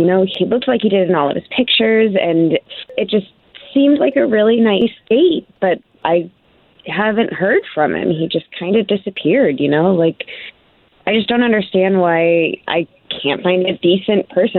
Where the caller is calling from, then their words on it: Winter Springs, Florida, United States; Winter Springs.